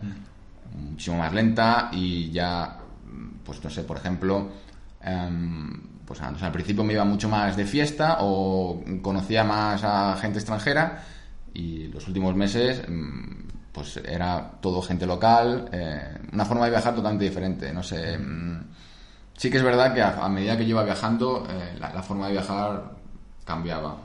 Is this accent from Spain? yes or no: yes; Madrid, Community of Madrid, Spain; also born or lived in Rome, Italy / England; yo que soy de Madrid